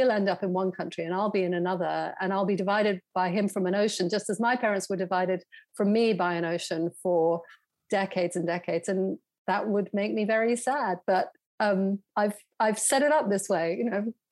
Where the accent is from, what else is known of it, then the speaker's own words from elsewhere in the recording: United States; now in London, United Kingdom; So um, I I just I, am like a you know I'm an American in disguise as a British person, sort